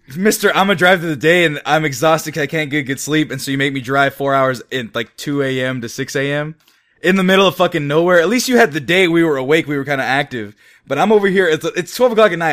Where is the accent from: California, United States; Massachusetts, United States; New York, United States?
California, United States; Fresno; It's called Fresno, California, where we're from